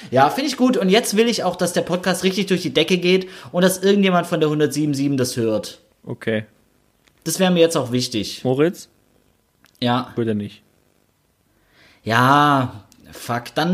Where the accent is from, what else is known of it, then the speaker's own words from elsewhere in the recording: Stuttgart, Baden-Württemberg, Germany; in Stuttgart-Sonnenberg, der Stadtteil, wo ich aufgewachsen bin und wo ich jetzt äh, im Nachbarsort äh, quasi wohne, Stuttgart-Degerloch